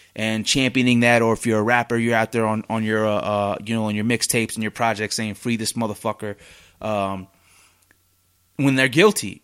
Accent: Oregon, United States; now in Salt Lake City, United States; I'm out in Salt Lake City and I'm from Oregon.

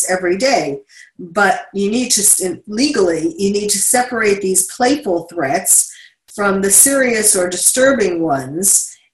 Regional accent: New York, United States; now in California, United States; my home state is New York. I am a New Yorker, born and bred through and through, but living in California

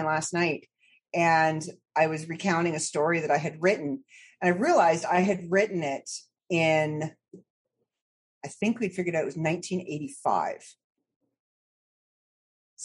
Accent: Midland, Ontario, Canada; also born or lived in Toronto / Barrie; Born and raised in Ontario

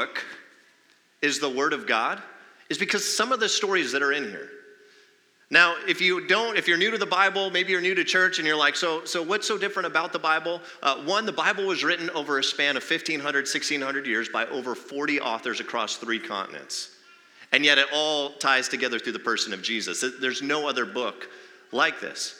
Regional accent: Arizona, United States; I'm one of the few who are like born and raised in Arizona.

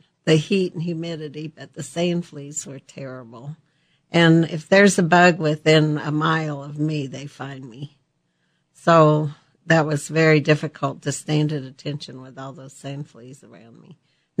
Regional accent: Colorado, United States; Well, we were just a family of six children, and we're pioneer family in Colorado, and pretty, very, very modest for what we had.

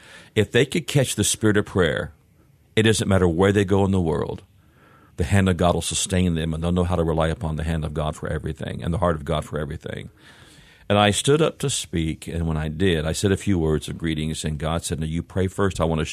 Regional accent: Springfield, Missouri, United States; born there; Kind of all over, really. I was born in Springfield, Missouri. And dad would start or take churches throughout the country, and so we would move off and on.

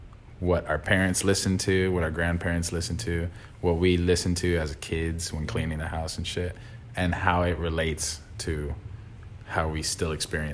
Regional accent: Sonoran Desert, Arizona, United States; we are Latinos just from the Sonoran Desert, and we kind of represent, we're both first generation Latinos here as Americans

